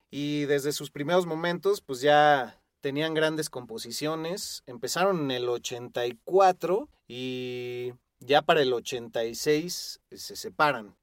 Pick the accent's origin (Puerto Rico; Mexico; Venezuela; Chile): Mexico; todos los que somos eh, mexicanos